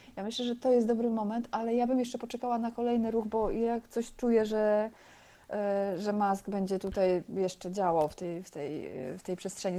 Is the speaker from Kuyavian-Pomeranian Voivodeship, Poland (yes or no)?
yes; Bydgoszcz, Kuyavian-Pomeranian Voivodeship, Poland; urodziłam się w Bydgoszczy na stadionie żużlowym